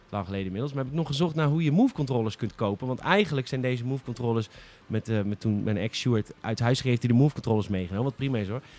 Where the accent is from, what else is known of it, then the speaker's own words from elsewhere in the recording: Rotterdam, South Holland, Netherlands; Oh, het, is, ah, het komt uit Amsterdam. En als Rotterdammer is dat het gewoon.